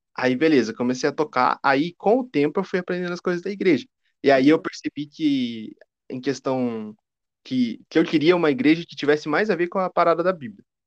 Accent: Curitiba, Paraná, Brazil; Eu sou de Curitiba

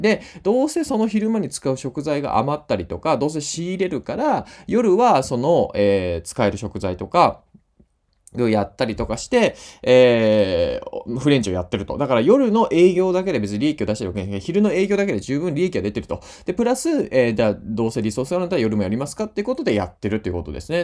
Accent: Imabari, Ehime, Japan; 同じ高校出身なんですよ。今治西高校っていうね

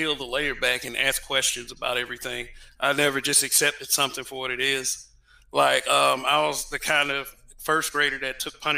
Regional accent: Montgomery, Alabama, United States; I'm from Montgomery, Alabama.

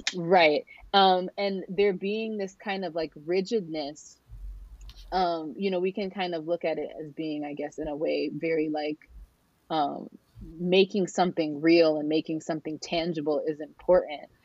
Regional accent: San Diego County, California, United States; also born or lived in Norfolk, Virginia; now in Northern Virginia, United States; I was raised in the land of the Kumeyaay, um, which is now what we refer to as uh, San Diego County

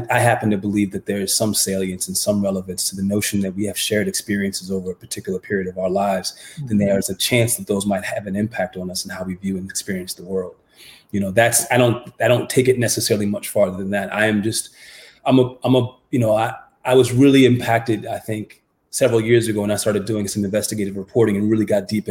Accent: United States; growing up in America, as I was in the 1970s and the 1980s

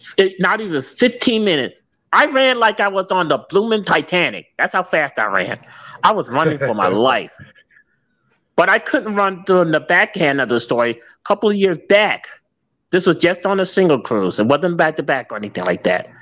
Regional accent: New Jersey, United States; now in St. Louis, United States; I can't tell you the state, but it's two letters, NJ

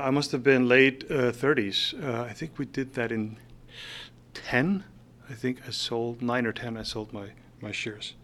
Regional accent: Faroe Islands; moved away as an adult; also born or lived in Denmark; now in San Francisco, United States; I was born in the Faroe Islands in, uh, nineteen seventy-two, and I moved out of there in nineteen ninety-four. So I did live my first twenty-two years in the Faroe Islands

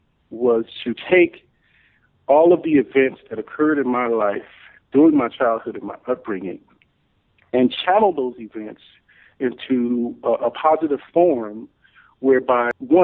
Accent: Memphis, Tennessee, United States; also born or lived in Chicago; I grew up in Memphis, Tennessee

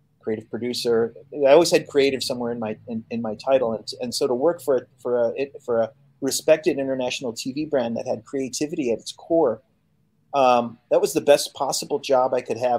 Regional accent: Chicago, Illinois, United States; first language Polish; English is a second language; moved away as an adult; now in Poland; I grew up speaking Polish, and I grew up in the States, but I grew up speaking Polish before I spoke English

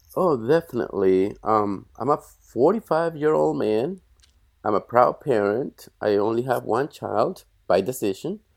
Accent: Bogotá, Colombia; moved away as an adult; now in United States; I was born in Bogota, which is the capital

